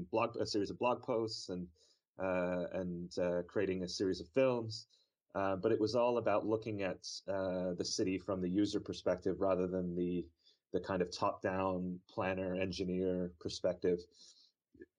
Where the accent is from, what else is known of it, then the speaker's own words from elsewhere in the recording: Toronto, Ontario, Canada; moved away as an adult; also born or lived in Vancouver, Canada; now in Delft, Netherlands; I am a Canadian who grew up in the Toronto area, spent the past 10 or 12 years in Vancouver